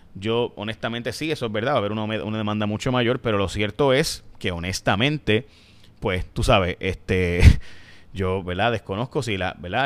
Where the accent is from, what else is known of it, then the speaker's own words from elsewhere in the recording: San Lorenzo, Puerto Rico; yo soy de San Lorenzo